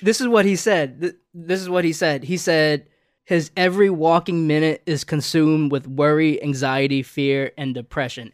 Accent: New Orleans, Louisiana, United States; if you know anything about New Orleans, I was born and raised on the West Bank

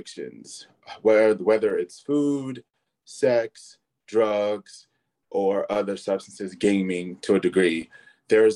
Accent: Chicago, Illinois, United States; I'm also born and raised in the Chicagoland area.

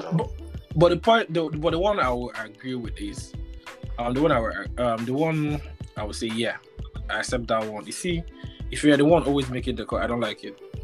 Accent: Nigeria; growing up in Nigeria

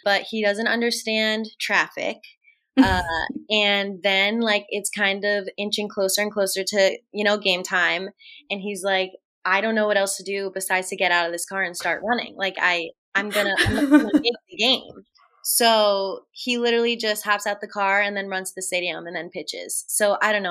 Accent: Coventry, Connecticut, United States; also born or lived in Chattanooga, Tennessee; I grew up in Connecticut

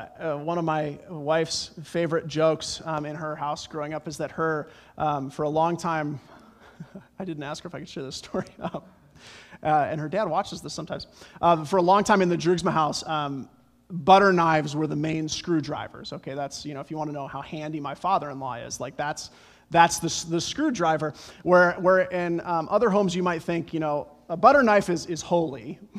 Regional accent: Colorado, United States; Growing up in Colorado, my favorite bumper sticker growing up, it's the Front Range, the Rocky Mountains

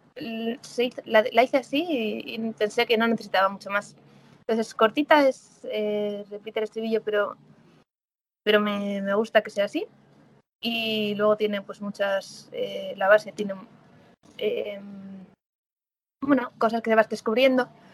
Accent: San Sebastián, Basque Country, Spain; moved away as an adult; also born or lived in Madrid / Sydney / New Zealand; now in Galicia, Spain; volví a San Sebastián, que yo soy de San Sebastián

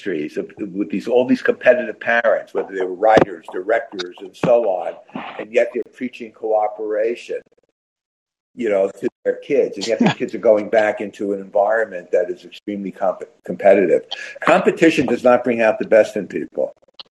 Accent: Westport, Connecticut, United States; my hometown of Westport, Connecticut

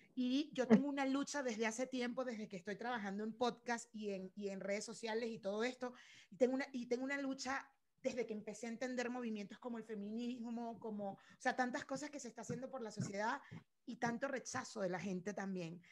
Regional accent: Venezuela; mi país

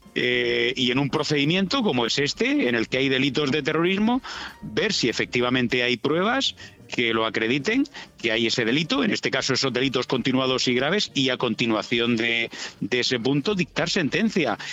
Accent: Spain; como buen español

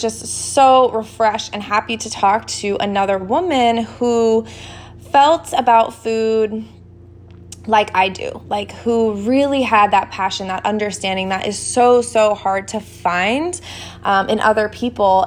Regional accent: Boulder, Colorado, United States; I grew up in Boulder, Colorado.

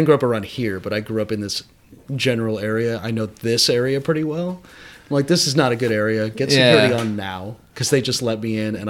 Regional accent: San Bernardino County, California, United States; I'm from San Bernardino County. And I'm from this area

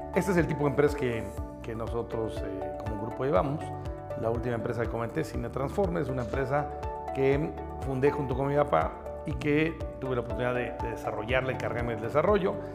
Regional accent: Oaxaca, Mexico; Soy oaxaqueño, soy orgullosamente oaxaqueño, mi familia es de Oaxaca

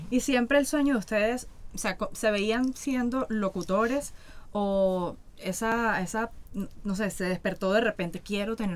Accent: Venezuela; uno no andaba con, como buen venezolano, uno no estaba con ese tema.

